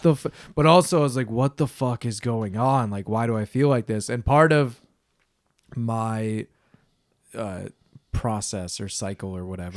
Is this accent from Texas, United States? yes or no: no; Wisconsin, United States; moved away; I'm from Wisconsin, so this is like back in the Midwest